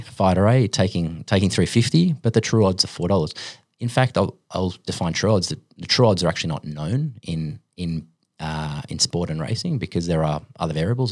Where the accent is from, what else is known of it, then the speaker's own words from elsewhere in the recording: Sydney, New South Wales, Australia; also born or lived in Finland / United States; I was born in Finland. My family moved here when I was five. Um, yeah, b, grew up in Sydney